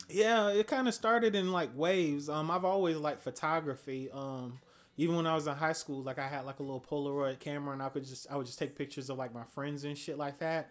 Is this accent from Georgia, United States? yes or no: yes; Atlanta, Georgia, United States; moved away; I'm from Atlanta, Georgia. This is how we normally dress in Atlanta